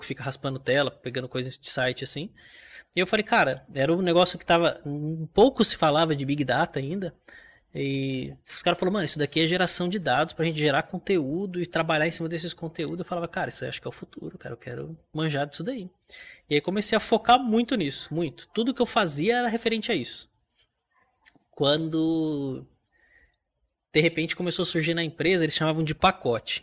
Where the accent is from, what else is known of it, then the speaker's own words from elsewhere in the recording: Mogi das Cruzes, São Paulo, Brazil; Nasci em Mogi das Cruzes, interior de São Paulo.